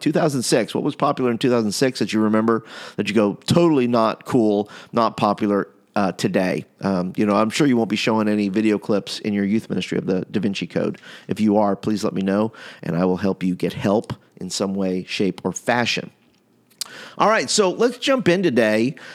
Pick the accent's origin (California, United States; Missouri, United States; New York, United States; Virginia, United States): New York, United States; now in Alabama, United States; I'm from New York